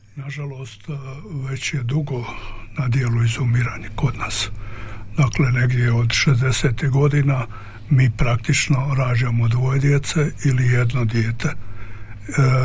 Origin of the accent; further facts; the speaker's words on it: Croatia; mi smo Hrvati tradicionalisti, pretežno